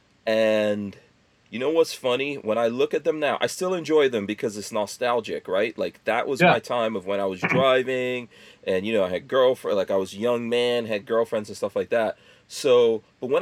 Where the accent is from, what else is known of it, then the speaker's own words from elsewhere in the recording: New York City, New York, United States; moved away; I was growing up in New York City, crack 80s and all